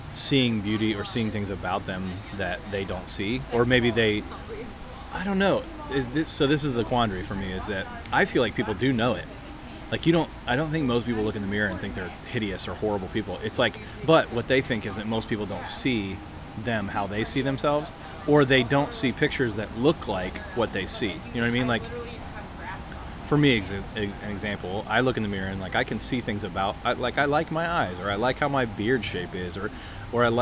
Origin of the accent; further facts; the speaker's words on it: Ohio, United States; also born or lived in Missouri; I went to school in Missouri and I was from Ohio.